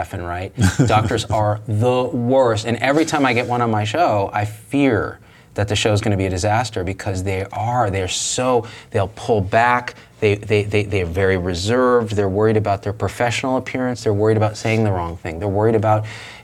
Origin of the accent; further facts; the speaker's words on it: Clovis, California, United States; I grew up in Clovis, California, Central Valley of California